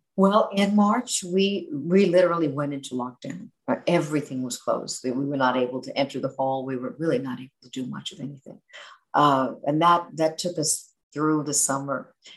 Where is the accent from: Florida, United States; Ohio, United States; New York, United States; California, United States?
New York, United States; New York City; Growing up in New York City